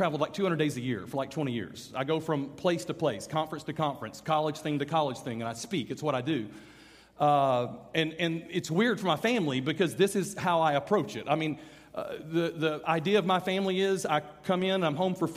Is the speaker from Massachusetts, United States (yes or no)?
no; Birmingham, Alabama, United States; I'm from Birmingham, Alabama.